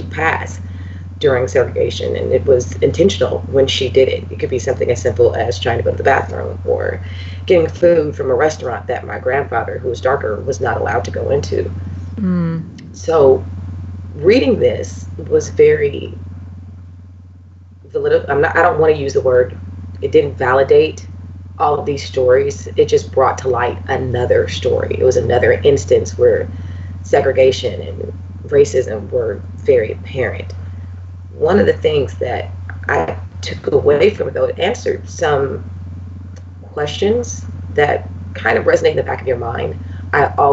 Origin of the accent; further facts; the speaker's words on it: Los Angeles, California, United States; moved away; I'm originally from Los Angeles